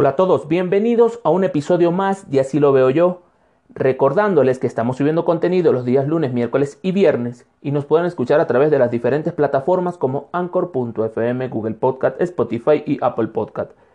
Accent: Venezuela; moved away as an adult; now in Ecuador; soy un venezolano de Ecuador

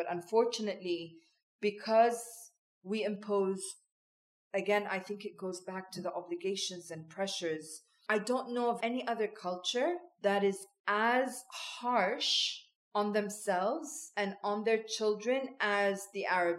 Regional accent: Switzerland; had I continued to have the open dialogue that I had when I was growing up in Switzerland.

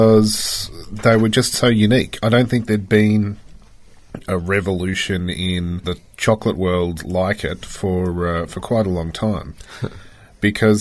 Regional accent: Australia; One tick to being an Australian

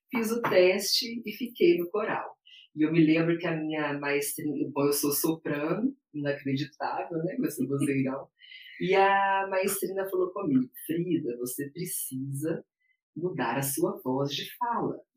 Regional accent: Belo Horizonte, Minas Gerais, Brazil; also born or lived in Paracatu, Minas Gerais; sou mineira, de Belo Horizonte. É, vivi em Paracatu, uma pequena cidade de Minas, próximo a Goiás, até os nove anos de idade e depois mudamos para Belo Horizonte.

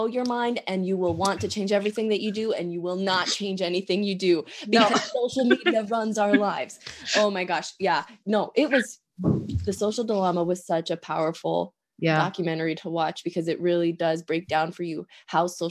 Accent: Pennsylvania, United States; also born or lived in Oregon; I was born in Oregon. I grew up in Pennsylvania

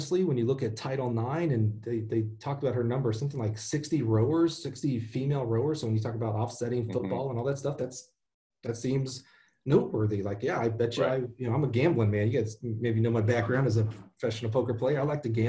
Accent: Alabama, United States; moved away; I'm the one from Alabama

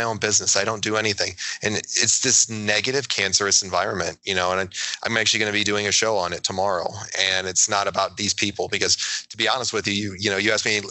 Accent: New York, United States; I'm a New Yorker

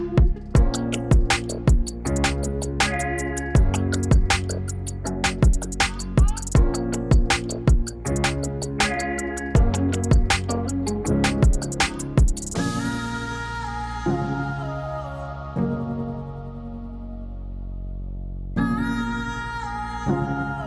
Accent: central Alabama, United States; also born or lived in Birmingham, Alabama / Troy, Alabama; now in Mobile, United States; I'm from a small town in like central Alabama

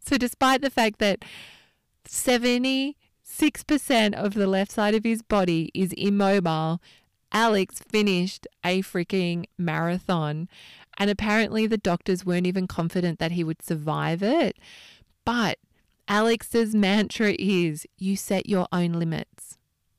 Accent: Australia; moved away as an adult; now in London, United Kingdom; it was far easier to work out how to get a visa as an Australian to London

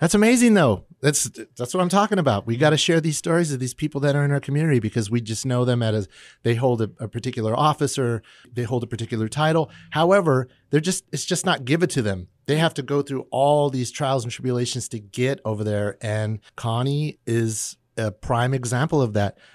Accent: McFarland, California, United States; accent: Californian; growing up in McFarland

